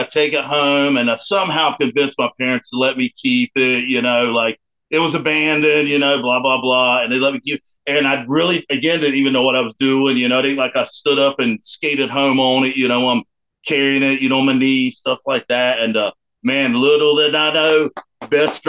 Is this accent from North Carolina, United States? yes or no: yes; Morehead City, North Carolina, United States; also born or lived in Goldsboro, North Carolina; now in Greenville, United States; Born and bred North Carolina.